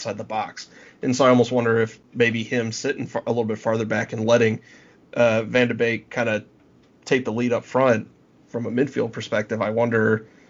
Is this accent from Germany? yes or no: no; United States; I'm an American.